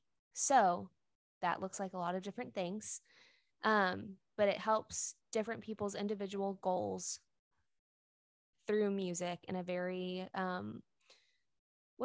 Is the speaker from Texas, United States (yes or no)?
yes; Dallas, Texas area, United States; also born or lived in Nashville, Tennessee; I am from the Dallas, Texas area. And by Dallas, I mean not Dallas at all, like DFW, like 45 minutes outside of Dallas